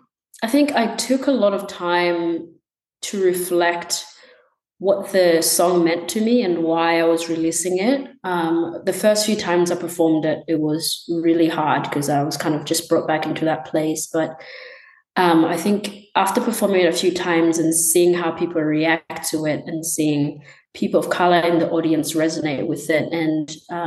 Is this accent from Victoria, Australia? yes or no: no; Gold Coast, Queensland, Australia; also born or lived in Tanzania; I was born in Tanzania and lived there until I was like 8. We moved in Australia, moved around a bunch, but I kind of call Queensland, Gold Coast area, my home.